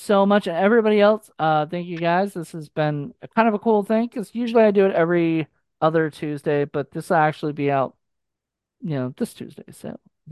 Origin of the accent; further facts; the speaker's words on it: Virginia, United States; I'm from Virginia, so like I'm over by DC and everything. I'm 3 hours away